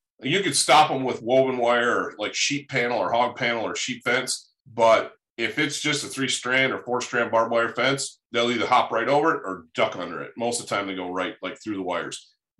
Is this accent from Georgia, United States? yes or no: no; Michigan, United States; moved away; growing up in Michigan